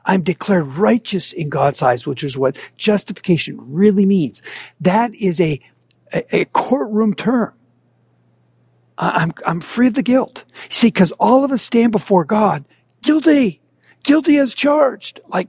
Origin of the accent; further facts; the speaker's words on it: Minnesota, United States; I grew up in Minnesota